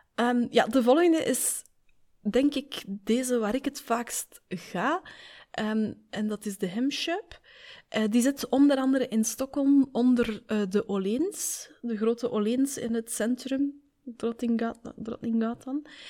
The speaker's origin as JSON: {"language": "Dutch", "country": "Belgium", "said": "Wij zeggen daar muizenstrontjes tegen"}